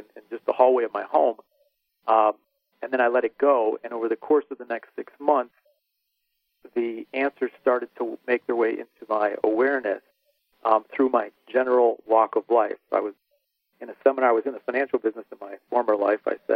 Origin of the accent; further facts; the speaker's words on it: Chicago, Illinois, United States; growing up in the Chicagoland area